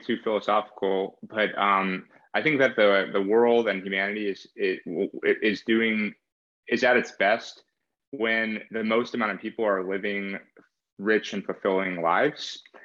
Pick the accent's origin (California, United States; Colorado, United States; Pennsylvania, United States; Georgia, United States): California, United States; East Bay, San Francisco Bay Area; Like Kaz and I grew up in the Bay Area